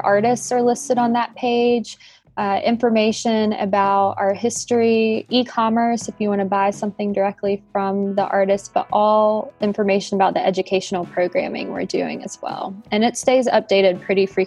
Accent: the Piedmont, North Carolina, United States; also born or lived in Raleigh, North Carolina / Boone, North Carolina; now in Burnsville, United States; I grew up in the Piedmont, so really not too far away.

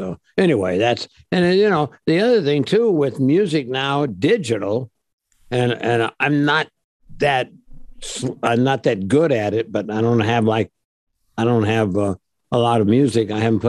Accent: Midwest, United States; also born or lived in Japan / Seattle, United States / San Diego, United States / Detroit, United States; I grew up in the Midwest. Well, I grew up everywhere. My father was in the service in the U.S. Army. So I lived in Japan, Seattle, Washington, San Diego, Detroit, St. Louis, Indianapolis, where else? All over the place.

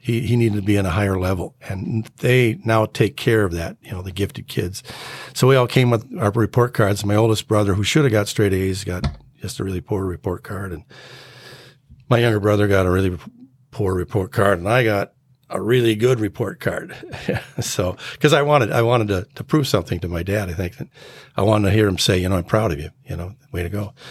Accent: North Saint Paul, Minnesota, United States; also born or lived in Spokane, Washington; I grew up in Spokane, Washington, up until about fourth grade, then from fourth grade to the rest of my life, I've been here in Minnesota

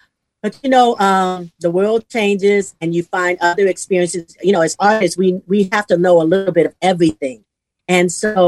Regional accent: Southern United States, United States; now in Houston, United States; Because we're from the South. We live in Houston. We love gumbo.

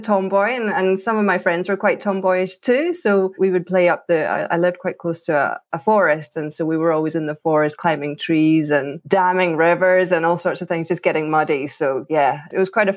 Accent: Troon, Scotland, United Kingdom; also born or lived in Glasgow / New Zealand / Australia; now in Edinburgh, United Kingdom; I am from Troon, which is, everybody probably knows, but it's a smallish town southwest of Glasgow

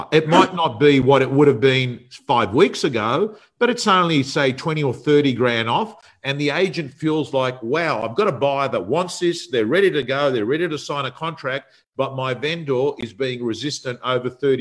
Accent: Sydney, New South Wales, Australia; It was a suburb I was brought up in. I was brought up actually on Holmesdale Street

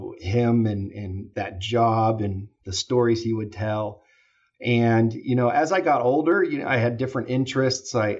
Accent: Fairfield, California, United States; also born or lived in Travis Air Force Base, California / Sacramento, California / Oakland, California; So I grew up in Fairfield, California, next door here. Was able to go to, you know, elementary, junior high, and high school in Fairfield

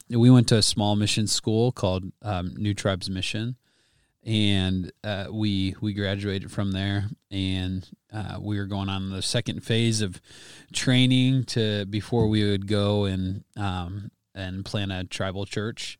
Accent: Wisconsin, United States; I grew up in Wisconsin

